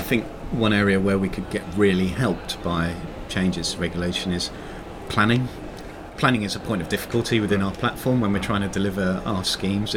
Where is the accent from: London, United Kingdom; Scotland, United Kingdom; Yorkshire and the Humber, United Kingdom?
London, United Kingdom; I grew up in South London, in and around these areas